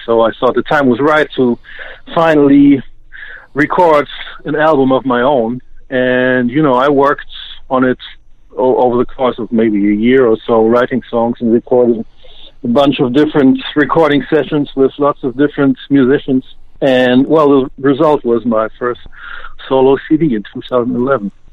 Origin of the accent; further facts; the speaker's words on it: Osnabrück, Lower Saxony, Germany; my hometown of Osnabrück